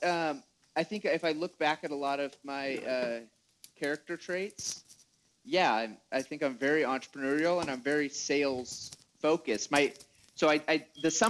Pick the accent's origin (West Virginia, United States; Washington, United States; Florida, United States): Washington, United States; moved away as an adult; also born or lived in Utah; I grew up in Washington. My dad farms up there.